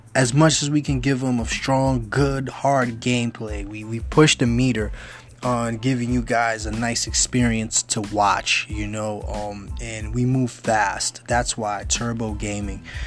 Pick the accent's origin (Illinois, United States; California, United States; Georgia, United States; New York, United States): New York, United States; New York City; I'm originally from the Bronx. I grew up in the Bronx.